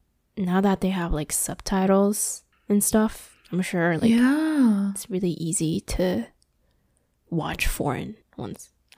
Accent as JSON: {"language": "English", "region": "Aichi", "country": "Japan", "moved": "yes", "said": "we're from Aichi too"}